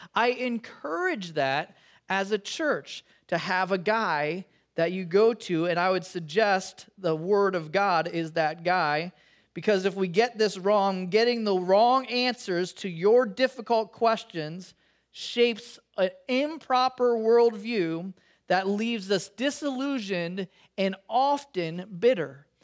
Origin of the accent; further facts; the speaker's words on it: Chicago, Illinois, United States; now in California, United States; growing up in Chicago